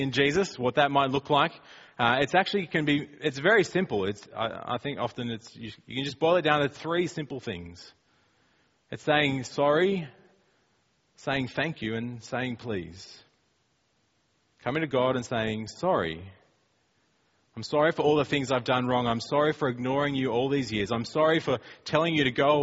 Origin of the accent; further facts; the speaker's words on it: Australia; we're from Australia and we speak like that.